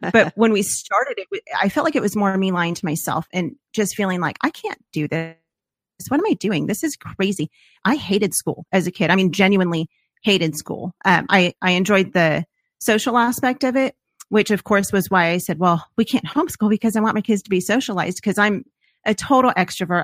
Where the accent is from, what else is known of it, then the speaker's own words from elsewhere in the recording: Los Angeles, California, United States; moved away; we are from Los Angeles, and the public school system that was in our neighborhood